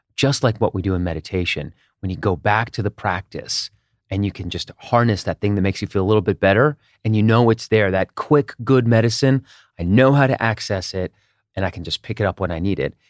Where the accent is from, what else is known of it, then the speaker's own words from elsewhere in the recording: Israel; moved away; also born or lived in United States; I grew up partly in Israel, and we moved back to the U S in, in nineteen eighty-nine.